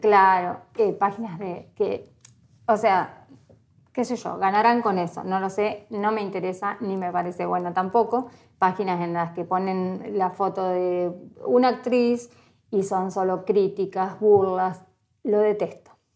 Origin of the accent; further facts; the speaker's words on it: Entre Ríos, Argentina; moved away as an adult; now in Ushuaia, Argentina; Nací en Entre Ríos, soy entre en un, en un pueblito chiquitito eh, de 5.000 habitantes